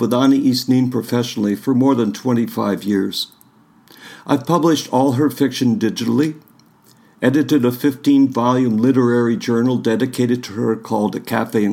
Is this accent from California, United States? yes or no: no; northern Michigan, United States; I grew up in a small town in northern Michigan